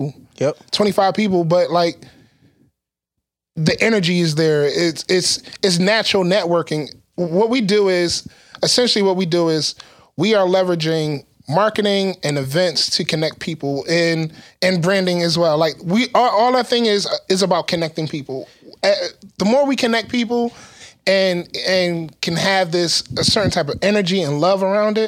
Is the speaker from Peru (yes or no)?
no; Philadelphia, Pennsylvania, United States; also born or lived in Atlanta; we're from Philly.